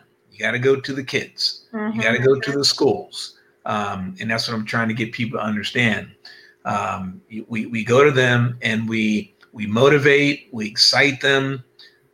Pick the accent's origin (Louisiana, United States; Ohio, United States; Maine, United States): Ohio, United States; Cincinnati; now in California, United States; I'm originally from Cincinnati, Ohio. And I claim that, although I've been out in California for over 20 years, Cincinnati, Ohio, Buckeyes